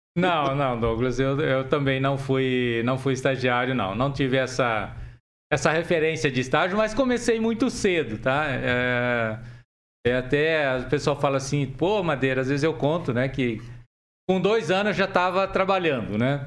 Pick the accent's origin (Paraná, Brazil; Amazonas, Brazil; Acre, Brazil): Paraná, Brazil; Jussara; also born or lived in Assis Chateaubriand; Eu sou daqui do norte, nasci no norte tá. do Paraná, em Jussara